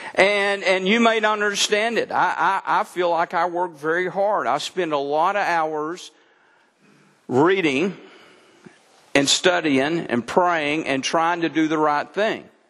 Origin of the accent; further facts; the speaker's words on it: Texas, United States; now in Mount Ida, United States; I'm a Texan by birth